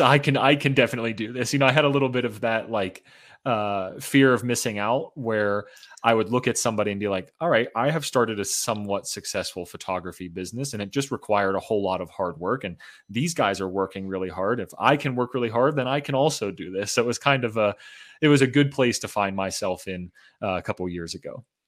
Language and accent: English; Pittsburgh, Pennsylvania, United States; moved away as an adult; also born or lived in Boulder, Colorado; I got my start in real estate in my hometown, home city of Pittsburgh, Pennsylvania.